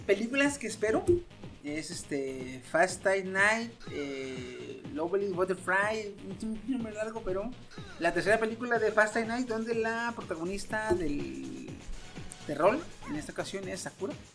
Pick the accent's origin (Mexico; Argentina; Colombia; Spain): Mexico; como buen mexicano que soy y gordo